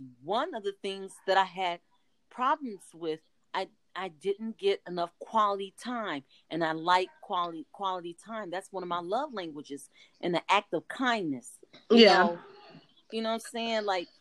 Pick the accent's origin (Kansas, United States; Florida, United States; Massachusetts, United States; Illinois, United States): Illinois, United States; Chicago; moved away as an adult; now in Arizona, United States; I'm from Chicago. I'm a Chicago girl